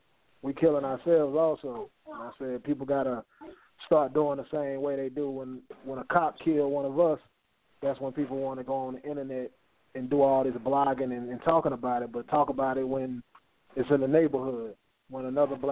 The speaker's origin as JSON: {"language": "English", "region": "North Carolina", "country": "United States", "said": "I'm from North Carolina"}